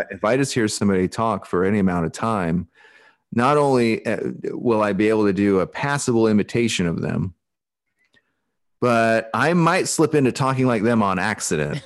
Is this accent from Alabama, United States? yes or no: no; Alaska, United States; accent: Pacific Northwest; moved away; also born or lived in Portland / Brazil; Growing up in Alaska and stuff like this, you know, I think this is how I've always spoken